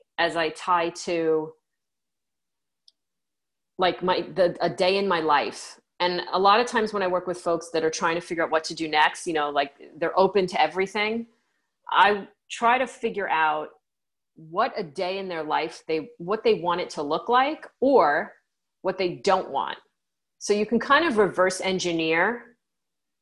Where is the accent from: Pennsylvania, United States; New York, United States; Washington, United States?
New York, United States; I'm a New Yorker